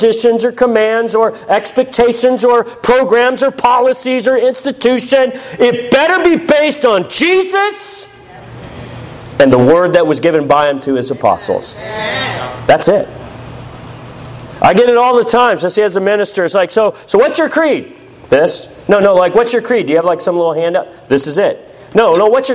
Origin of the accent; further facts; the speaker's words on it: United States; as an American, not speaking a lick of Russian